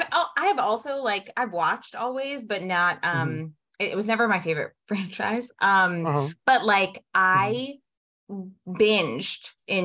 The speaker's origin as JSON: {"language": "English", "region": "Maryland", "country": "United States", "tie": "born or raised there", "said": "I grew up in Maryland"}